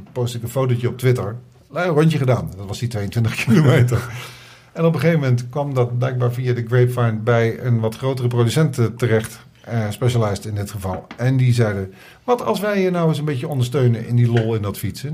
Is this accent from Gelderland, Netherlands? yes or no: yes; Oosterbeek, Gelderland, Netherlands; now in Amsterdam, Netherlands; bij mij in Oosterbeek, waar ik vandaan kom